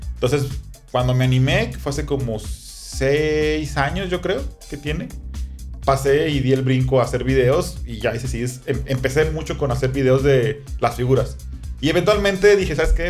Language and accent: Spanish; Tepic, Nayarit, Mexico; yo soy de Tepic, yo vivía en Tepic